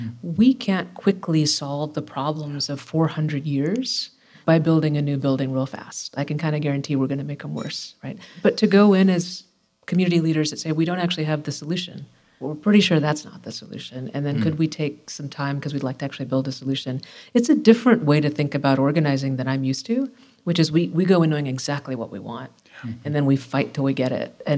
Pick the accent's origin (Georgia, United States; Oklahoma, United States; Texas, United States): Georgia, United States; Atlanta; I'm from Atlanta